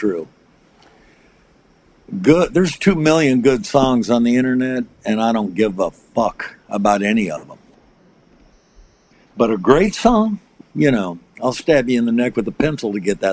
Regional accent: United States; I'm American

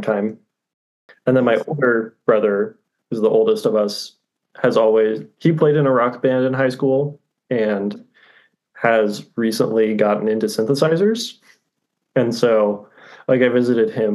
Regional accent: Austin, Texas, United States; moved away as an adult; also born or lived in Commerce, Texas / Lincoln, Nebraska; now in High Point, United States; I grew up in Austin, Texas

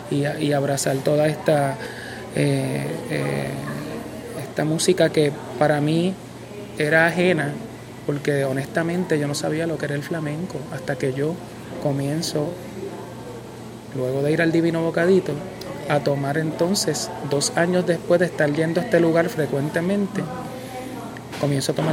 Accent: Puerto Rico; yo nací aquí en Puerto Rico, o sea, yo me siento boricua.

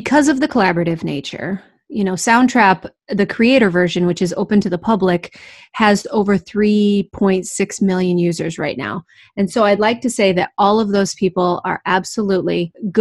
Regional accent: Iowa, United States; I was born in Iowa, and I spent most of my teaching career in Iowa

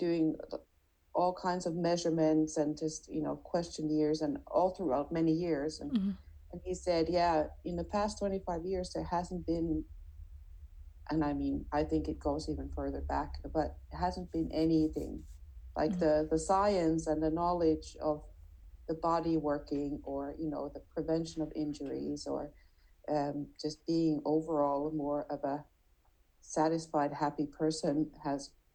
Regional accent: Finland; now in Switzerland; I'm from Finland.

